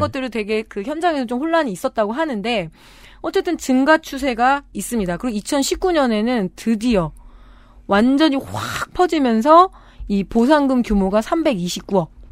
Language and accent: Korean; Chungju, North Chungcheong, South Korea; 제가 어렸을 때이 충주에서 컸다고 그랬잖아요